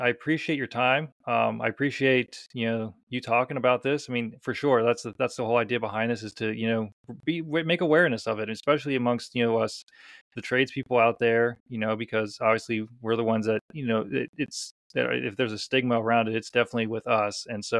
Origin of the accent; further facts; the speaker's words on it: Scotland, United Kingdom; oh yeah, I'm Scottish, I'm just going to tough through it